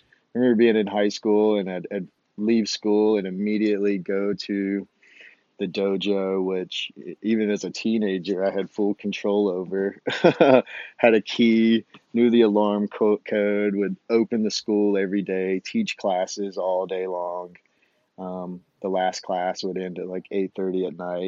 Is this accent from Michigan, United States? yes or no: no; Phenix City, Alabama, United States; moved away as an adult; also born or lived in Savannah, Georgia; now in Moab, United States; I grew up in Alabama, a town called Phoenix City, Alabama.